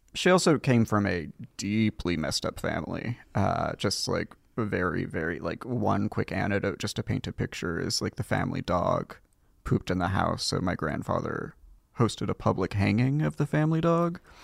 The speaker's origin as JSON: {"language": "English", "town": "Los Gatos", "region": "California", "country": "United States", "tie": "born or raised there", "also_born_or_lived": "Hollister, California / Saratoga, California", "said": "I was born in Los Gatos, California"}